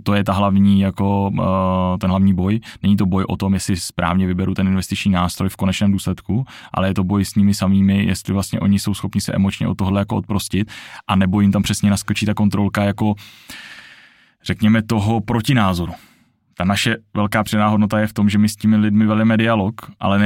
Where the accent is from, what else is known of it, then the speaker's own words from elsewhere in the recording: Czechia; tady u nás v Čechách